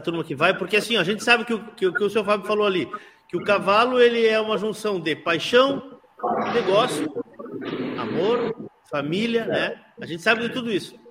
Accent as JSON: {"language": "Portuguese", "town": "Santana do Livramento", "region": "Rio Grande do Sul", "country": "Brazil", "said": "eu sou de Livramento"}